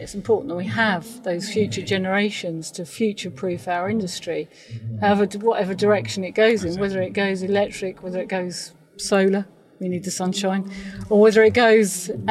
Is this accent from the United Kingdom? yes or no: yes; United Kingdom; We're very British in standing in line and waiting for people to give compliments rather than to push ourselves out there.